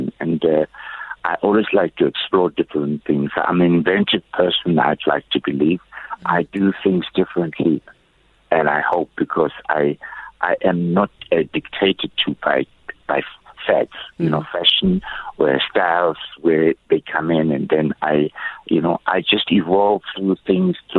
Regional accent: South Africa; I'm an African first before I think of myself as a South African

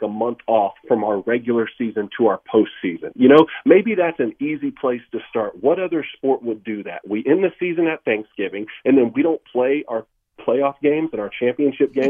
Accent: South Georgia, United States; I come from South Georgia

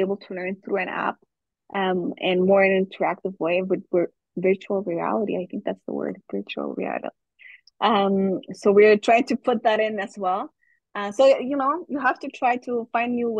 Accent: Guatemala; first language German; English is a second language; moved away as an adult; also born or lived in Germany / United Kingdom; now in Canada; I was raised very, very young in Germany, but then I grew up in Guatemala, and my school years were really in Guatemala

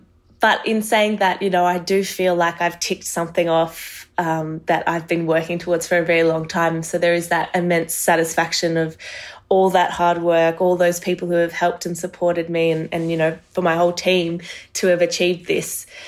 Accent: Marseille, Provence-Alpes-Côte d'Azur, France; born there; Yes, I was born in Marseille in the south. My mum is French, and she represented France at the Olympics in 96 and 92.

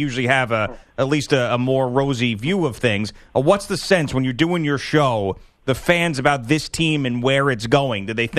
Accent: East Coast, United States; Growing up on the East Coast, I'm inherently negative

